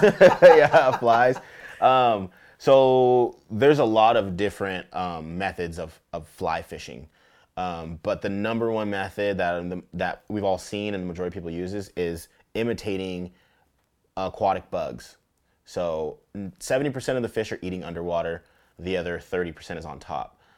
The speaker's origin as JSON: {"language": "English", "town": "Tacoma", "region": "Washington", "country": "United States", "tie": "born or raised there", "said": "I grew up fishing here in Tacoma"}